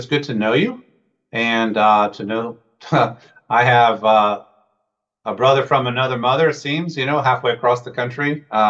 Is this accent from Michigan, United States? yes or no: no; Northern Virginia, United States; also born or lived in Frankfurt, Germany; I was a Cold War era baby, born in West Germany. When I was born, shortly after, my parents moved to Northern Virginia, and my dad worked in Washington all through my growing up years.